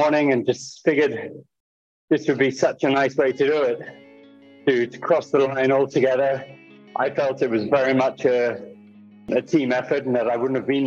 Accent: Kenya; growing up in Kenya

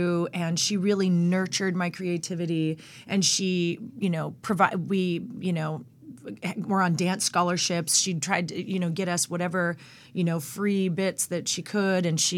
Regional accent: Norco, California, United States; also born or lived in Long Beach; Well, I was born in Long Beach. Born in Long Beach, grew up in Norco, California.

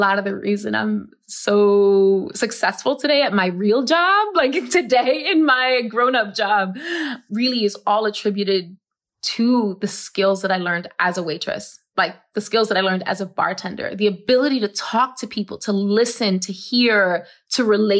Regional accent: New York City, New York, United States; I grew up in the South Bronx and I grew up with asthma

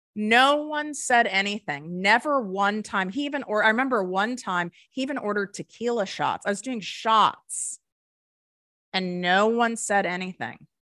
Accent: Highland Park, Illinois, United States; I grew up in North Shore, Chicago

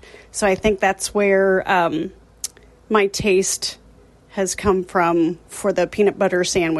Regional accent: Centerburg, Ohio, United States; I myself grew up in the geographical center of Ohio, Centerburg

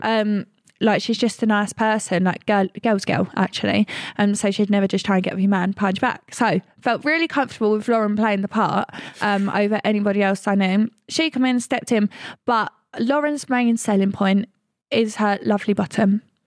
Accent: Essex, East of England, United Kingdom; we're from Essex

